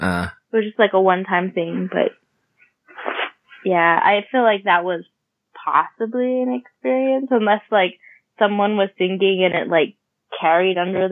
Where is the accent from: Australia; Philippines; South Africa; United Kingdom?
Philippines; I'm also Filipino.